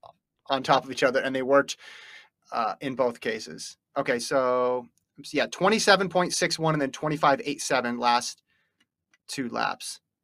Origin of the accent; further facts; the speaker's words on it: United States; I grew up in the United States where the leaves were changing colors